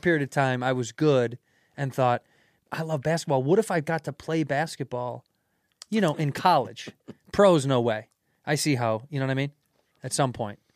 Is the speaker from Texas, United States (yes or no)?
no; Chicago, Illinois, United States; moved away as an adult; now in New York, United States; I grew up in Chicago in the Jordan era